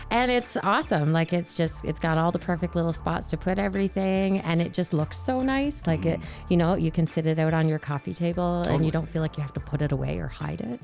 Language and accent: English; Newfoundland and Labrador, Canada; now in Edmonton, Canada; I grew up in Newfoundland